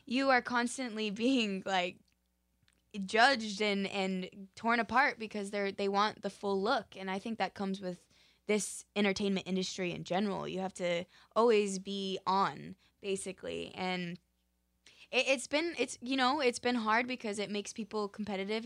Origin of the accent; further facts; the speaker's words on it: Park City, Utah, United States; now in Los Angeles, United States; I'm originally from Park City, Utah